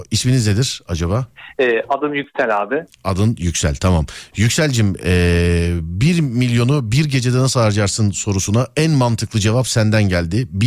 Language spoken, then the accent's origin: Turkish; Samsun, Turkey